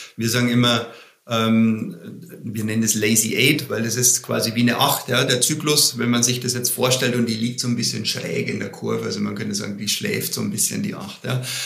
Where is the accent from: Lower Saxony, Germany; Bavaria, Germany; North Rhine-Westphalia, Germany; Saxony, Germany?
Bavaria, Germany; ich komme aus Bayern.